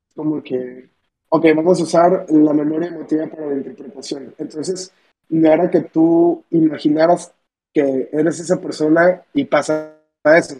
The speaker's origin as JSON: {"language": "Spanish", "town": "Manzanillo", "region": "Colima", "country": "Mexico", "said": "soy un de 19 años, vivo en Manzanillo, bueno, soy de Manzanillo"}